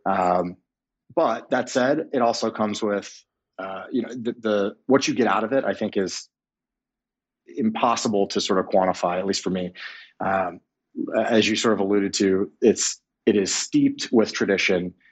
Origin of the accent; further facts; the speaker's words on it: Clearwater, Florida, United States; I grew up in Clearwater, Florida, um, right outside of, of Tampa